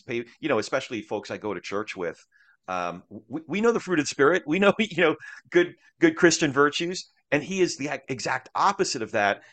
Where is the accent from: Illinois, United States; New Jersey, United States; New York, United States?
New Jersey, United States; I grew up in Jersey